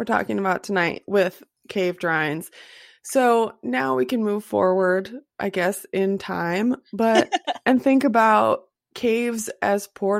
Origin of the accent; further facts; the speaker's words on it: United States; We are Americans.